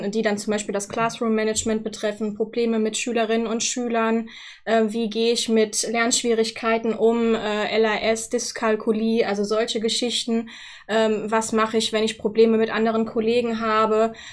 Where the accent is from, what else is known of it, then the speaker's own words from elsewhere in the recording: Wittlich, Rhineland-Palatinate, Germany; bin dann jetzt vor ähm, dreieinhalb Jahren nach äh, Wittlich gewechselt, wieder zurück in meine Heimat sozusagen, wo ich auch herkomme